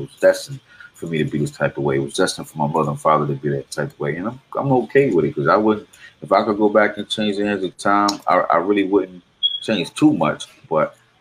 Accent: Raleigh, North Carolina, United States; I'm from Raleigh, North Carolina

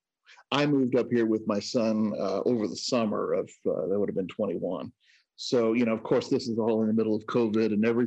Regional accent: Southern Illinois, United States; also born or lived in New York / Louisiana; now in Seattle, United States; I'm from Southern Illinois originally

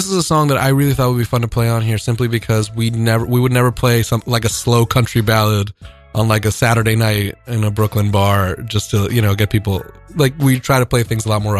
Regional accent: Dominican Republic; now in New York City, United States; For someone born and raised in the Dominican Republic

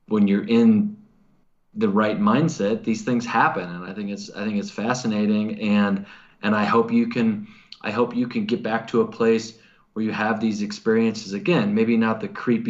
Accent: Missouri, United States; I'm from Missouri and our saying is the show me state. And, you know, I was kind of raised in a culture where you have to be shown

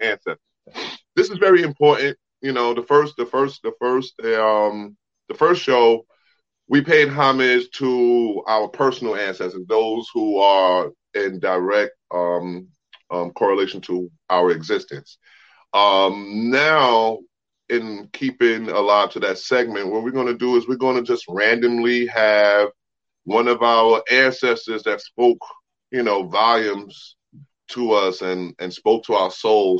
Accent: New York City, New York, United States; born or raised there

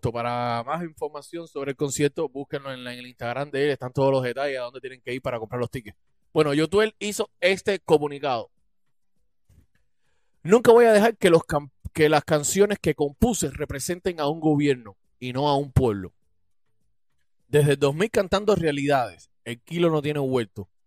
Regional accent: Cuba; canto más acompañado que nunca porque somos más cubanos de patria y vida que los de patria o muerte

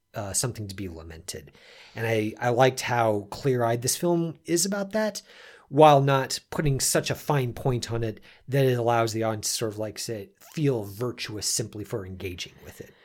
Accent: United States; we were we were all Americans

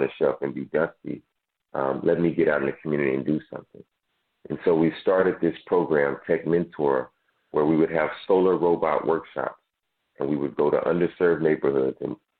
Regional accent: Dallas, Texas, United States; I grew up in South Dallas

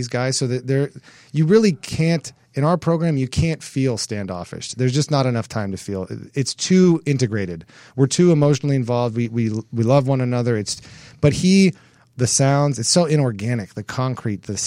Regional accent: Hermosa Beach, California, United States; I'm from Hermosa Beach. You know, I'm from down here

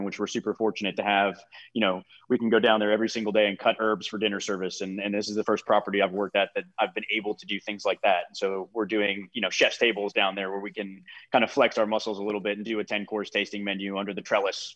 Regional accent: Massachusetts, United States; moved away; also born or lived in Cape Cod; after spending 6 years on Cape Cod and growing up in Massachusetts as a whole

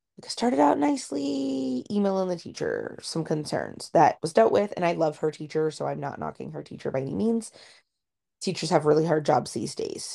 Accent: Ohio, United States; oh, nothing says we're from Ohio.

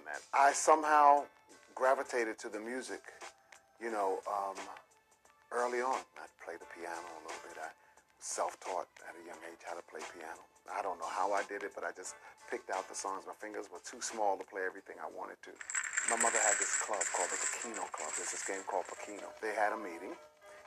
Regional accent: New York City, New York, United States; I was born in a set of projects called the Alfred E. Smith Projects on the Lower East Side of Manhattan, right at the Manhattan mouth of the Brooklyn Bridge

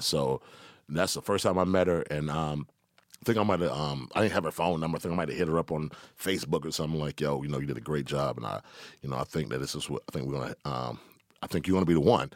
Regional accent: Decatur, Georgia, United States; also born or lived in Atlanta; I'm from Decatur, Georgia

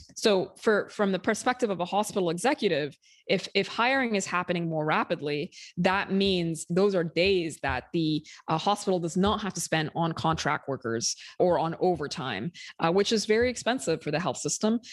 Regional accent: Sudan; moved away as an adult; now in United States; I'm from Sudan originally. I, m, I myself moved to the U S when I was twenty-four

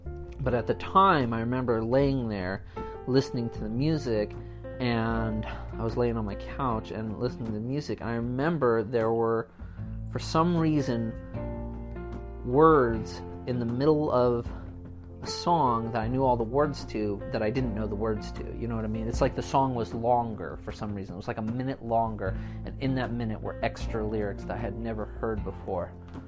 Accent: California, United States; So I was kind of like trying to invoke California, my home state, and I was trying to kind of invoke like the feelings, I guess, I got when I was up in, you know, Northern California along the coastline

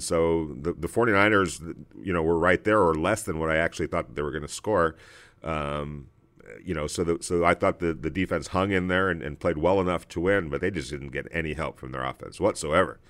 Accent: Los Angeles, California, United States; us growing up in Los Angeles

